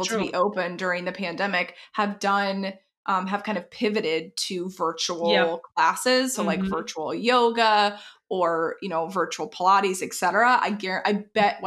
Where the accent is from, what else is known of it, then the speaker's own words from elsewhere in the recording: Texas, United States; moved away; I'm from Texas originally.